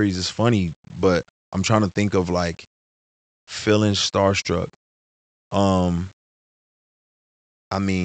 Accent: Houston, Texas, United States; from Houston

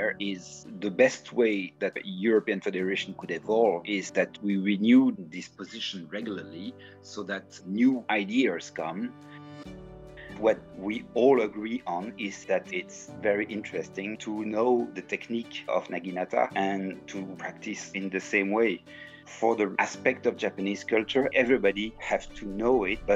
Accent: Belgium; I'm from Belgium

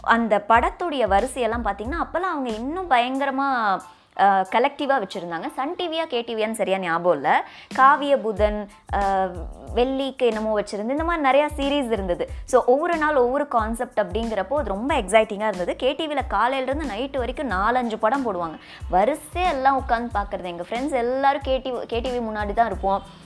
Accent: Pollachi, Tamil Nadu, India; நான் வந்து பொள்ளாச்சியில் வளர்ந்தேன்

